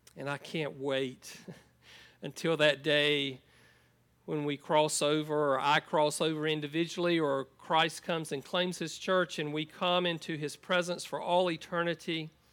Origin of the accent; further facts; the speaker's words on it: United States; moved away as an adult; I grew up on a farm in Columbus County